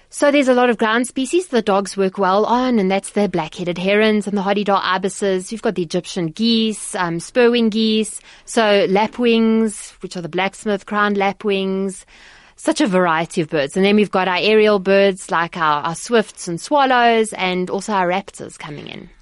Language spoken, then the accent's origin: English; Johannesburg, Gauteng, South Africa; I grew up in Johannesburg